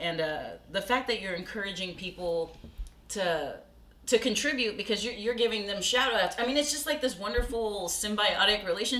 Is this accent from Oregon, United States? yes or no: no; Corpus Christi, Texas, United States; I grew up in Corpus, and some of my friends moved to Austin.